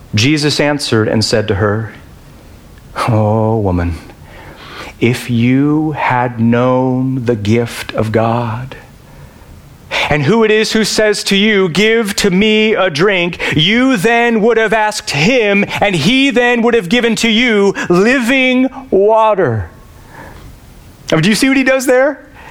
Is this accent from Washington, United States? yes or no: yes; Yakima, Washington, United States; Yakima, my hometown